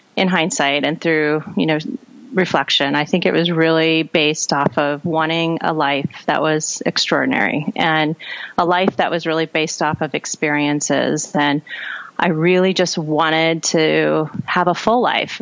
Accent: South Dakota, United States; moved away; I grew up in South Dakota and I'm a third and um, third and fourth generation South Dakotan

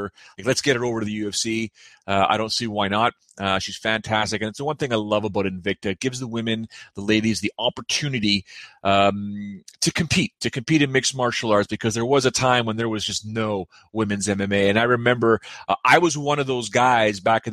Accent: near Buffalo, Ontario, Canada; Buffalo is fairly close to my hometown. It's maybe about an hour and a half, 2 hours maximum of a drive.

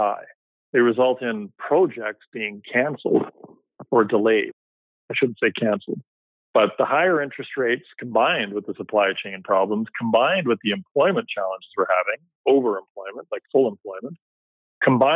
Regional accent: Vancouver, British Columbia, Canada; basically born and raised in Vancouver

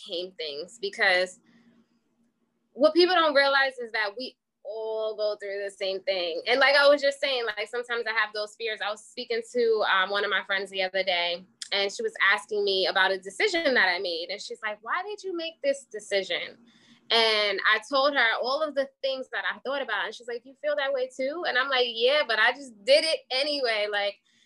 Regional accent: Wyandanch, New York, United States; I was raised in Windy Inch, New York. I grew up there

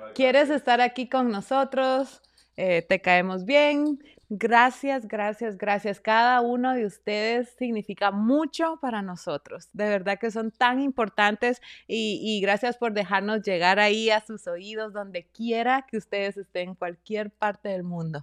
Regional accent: Esquipulas, Chiquimula, Guatemala; also born or lived in New Haven, Connecticut; now in United States; nosotros pues somos de Guatemala, los dos somos del mismo pueblo, Esquipulas, Chiquimula, Guatemala.

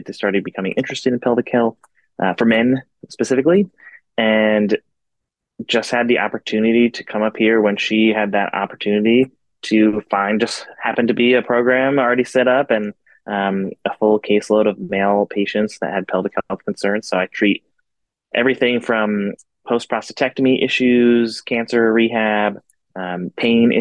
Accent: Philadelphia, Pennsylvania, United States; moved away as an adult; now in Portland, Maine, United States; I am originally from Philadelphia.

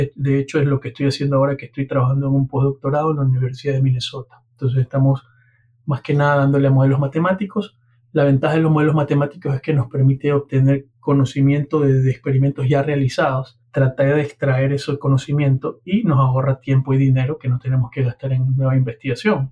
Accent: Guayaquil, Guayas, Ecuador; moved away; also born or lived in Honduras; soy ecuatoriano de Guayaquil

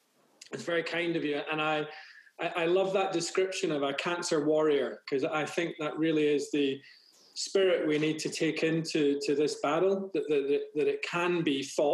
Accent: Glasgow, Scotland, United Kingdom; moved away as an adult; now in United States; I was born in Glasgow in Scotland.

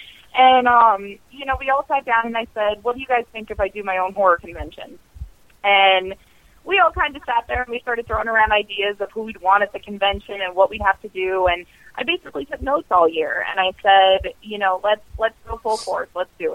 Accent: Montana, United States; Like, everybody knows how I feel about my hometown. It's the middle of Montana, and it is the biggest city.

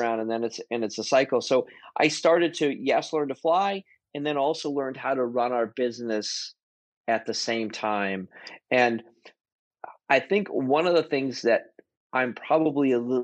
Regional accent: Boston, Massachusetts, United States; growing up in Boston, Massachusetts

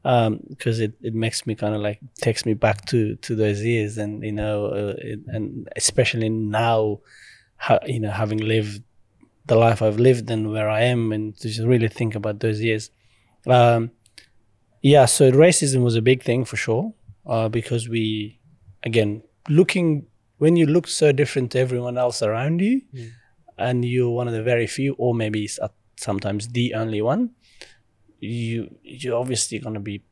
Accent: Pakistan; obviously growing up in Pakistan and the family, you know, as undocumented refugees, I guess, because you just cross the border and you're just running for your life.

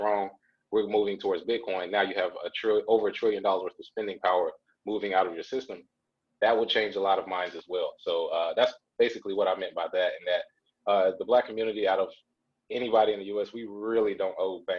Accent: Charlotte, North Carolina, United States; neighborhoods where I grew up in Charlotte, North Carolina

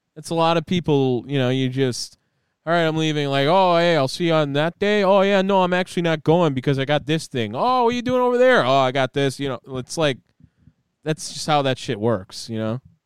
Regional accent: Wisconsin, United States; accent: Wisconsin; moved away as an adult; I don't think that I'll ever lose my Wisconsin accent.

